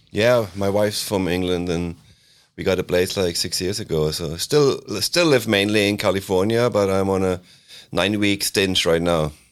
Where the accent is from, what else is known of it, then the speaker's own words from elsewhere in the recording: near Freiburg in the Black Forest, Baden-Württemberg, Germany; moved away; also born or lived in Switzerland; a safety rodeo in my hometown in Germany, near Freiburg in the Black Forest